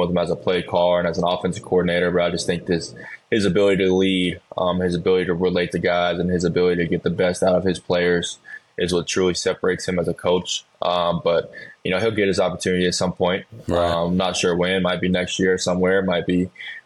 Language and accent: English; Charlotte, North Carolina, United States; I grew up in Charlotte, North Carolina